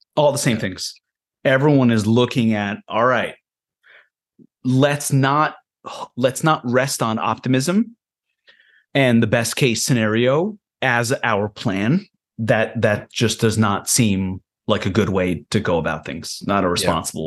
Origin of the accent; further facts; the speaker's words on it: Israel; now in United States; I was born on a kibbutz in Israel.